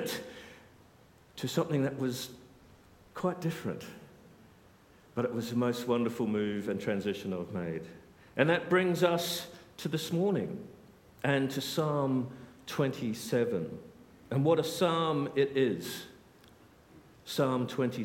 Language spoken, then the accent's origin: English; Australia; moved away as an adult; also born or lived in South Africa; now in United Kingdom; I'm Australian